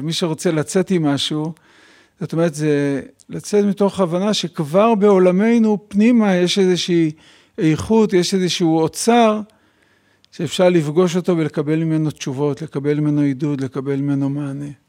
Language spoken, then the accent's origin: Hebrew; Bnei Brak, Tel Aviv District, Israel; גדלתי במשפחה חרדית בבני ברק